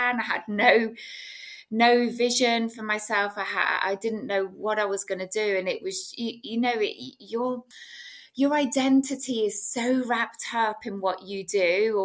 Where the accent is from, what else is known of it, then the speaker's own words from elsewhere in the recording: England, United Kingdom; I was brought up in England in the UK.